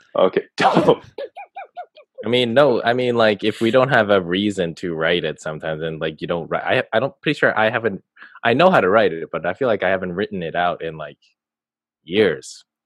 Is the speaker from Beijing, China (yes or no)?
yes; Beijing, China; I was born in Beijing